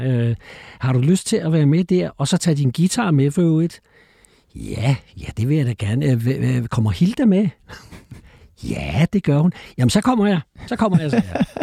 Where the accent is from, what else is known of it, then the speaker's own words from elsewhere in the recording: Copenhagen, Capital Region of Denmark, Denmark; also born or lived in Frederiksberg; Men jeg er født på Frederiksberg og vokset op i, i Valby